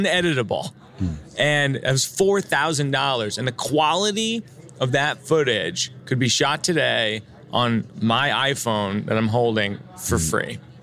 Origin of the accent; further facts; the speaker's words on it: Massachusetts, United States; I grew up in Massachusetts in a suburb